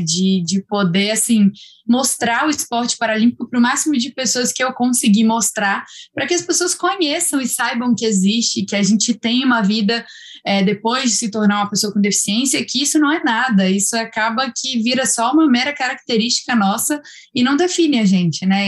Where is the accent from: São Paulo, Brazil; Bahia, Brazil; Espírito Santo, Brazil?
Espírito Santo, Brazil; moved away as an adult; also born or lived in Minas Gerais; sou capixaba, mas talvez isso eu nunca tenha falado, me sinto um pouquinho mineira já, por ter morado em Minas durante quatro anos